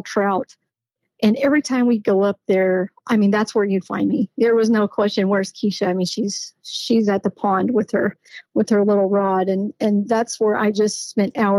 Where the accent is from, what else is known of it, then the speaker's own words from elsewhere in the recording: Phoenix, Arizona, United States; I grew up in Phoenix, Arizona